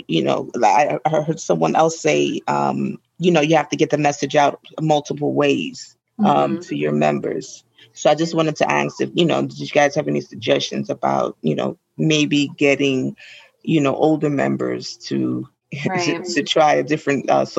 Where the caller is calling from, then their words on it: New York, United States; I'm calling from New York, and I run the social media pages for my chapter, the Greater New York chapter